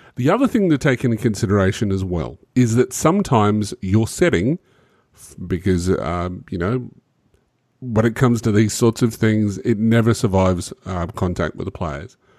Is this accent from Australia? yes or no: yes; Australia; I'm an Australian